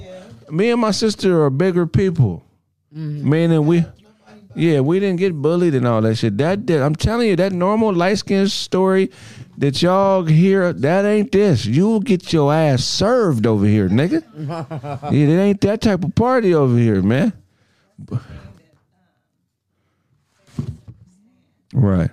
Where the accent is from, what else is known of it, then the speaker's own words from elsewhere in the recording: Pasadena, California, United States; I'm from Pasadena. I was born in Huntington Memorial Hospital